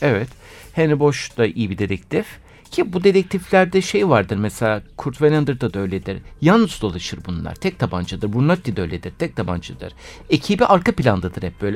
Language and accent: Turkish; Istanbul, Turkey; also born or lived in Bostancı, Istanbul; ben zaten doğup büyüme Kadıköylüyüm